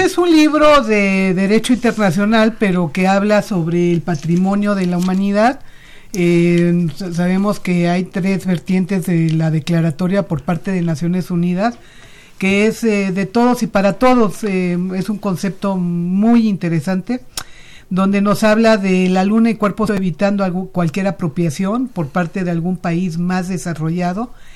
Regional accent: Mexico; mi país.

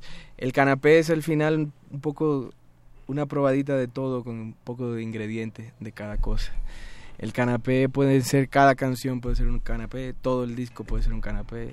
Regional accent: Dominican Republic; also born or lived in Spain; now in Mexico City, Mexico; yo soy dominicano

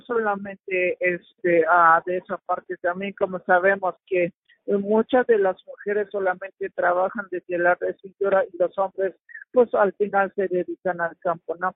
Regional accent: Mexico; el telar de mi pueblo

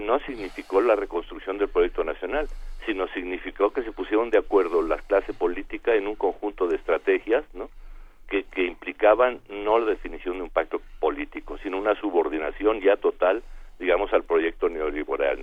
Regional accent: Mexico

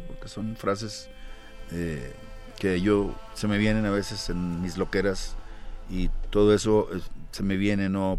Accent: Monterrey, Nuevo León, Mexico; yo nací en la Nuevo Repueblo de Monterrey, Nuevo León.

